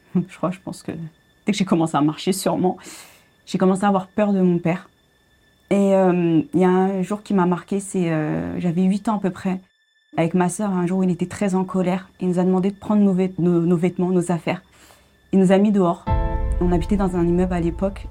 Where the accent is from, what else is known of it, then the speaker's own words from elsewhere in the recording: Paris suburbs, Île-de-France, France; je suis née à, à Paris et j'ai grandi en région parisienne, en banlieue parisienne.